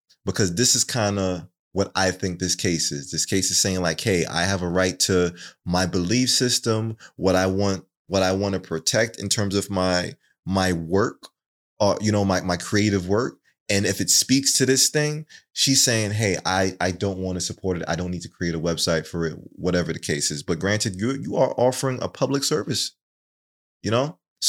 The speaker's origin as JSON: {"language": "English", "country": "Jamaica", "said": "Is it won? Won. Won. I'm Jamaican."}